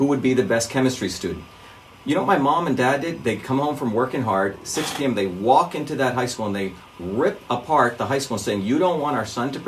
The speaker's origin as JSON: {"language": "English", "region": "New Jersey", "country": "United States", "tie": "born or raised there", "also_born_or_lived": "India", "said": "when I was in seventh grade, growing up in New Jersey"}